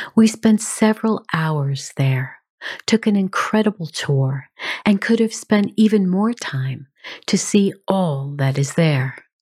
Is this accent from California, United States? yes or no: no; New York City, New York, United States; I grew up in New York City, and I have a great affinity for that city